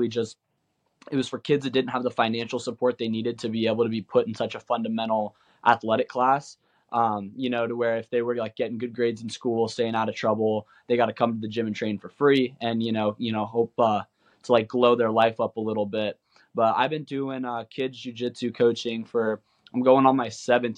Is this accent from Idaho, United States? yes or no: yes; Boise, Idaho, United States; also born or lived in Nampa, Idaho; we're from Idaho, Boise, Idaho, and Kimbo, he was living at our house in Nampa